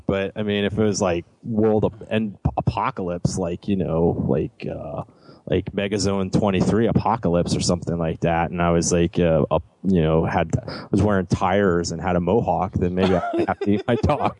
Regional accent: Florida, United States; but growing up in South Florida, a very good key lime pie.

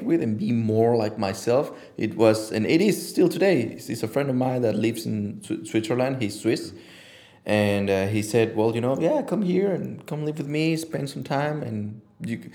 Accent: Mexico City, Mexico; moved away; Mexico City

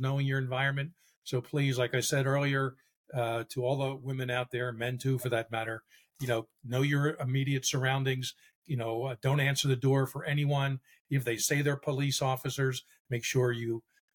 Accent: Philadelphia, Pennsylvania, United States; moved away; back in my hometown

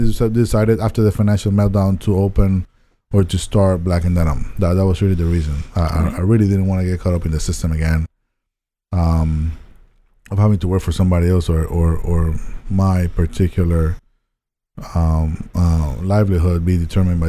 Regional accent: Panama City, Panama; English is a second language; moved away as an adult; also born or lived in Tallahassee, Florida; I was born and raised in Panama, Panama City

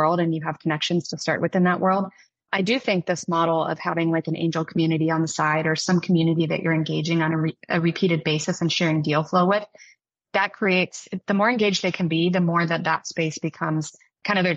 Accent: Midwest, United States; moved away as an adult; now in Bay Area, United States; I grew up in the Midwest

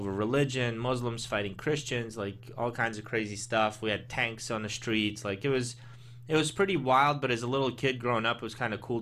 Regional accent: Baltimore, Maryland, United States; English is a second language; also born or lived in Azerbaijan / Austria / Italy; I grew up in the Baltimore area, you know, since I was 10

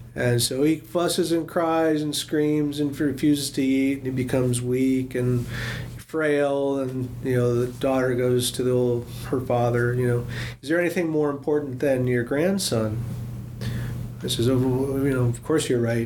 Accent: Seattle, Washington, United States; I grew up in Seattle, outside of the Tlingit Territory

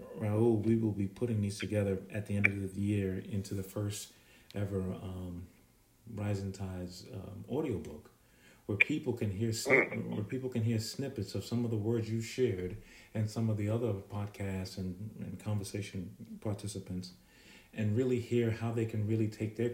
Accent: Jamaica; now in United States; I was born in Jamaica, and we've come here

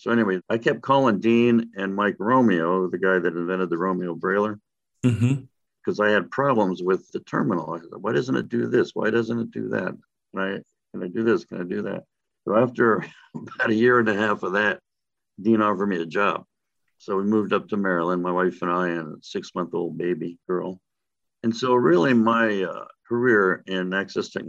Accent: Panama Canal Zone, Panama; moved away as an adult; also born or lived in Florida; I was born and raised in the Panama Canal Zone in Central America

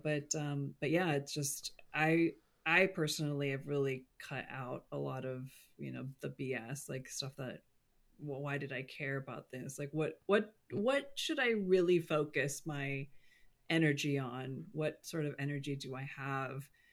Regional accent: California, United States; I'm a Californian

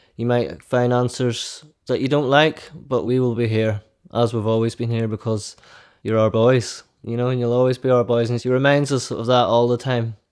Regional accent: County Down, Northern Ireland, United Kingdom; we grew up in County Down

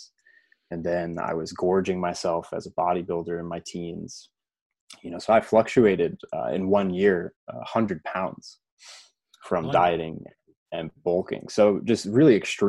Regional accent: United States; I grew up right outside New York City

